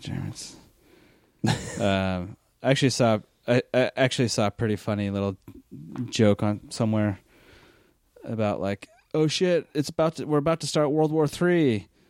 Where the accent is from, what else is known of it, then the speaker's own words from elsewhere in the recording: United States; as an American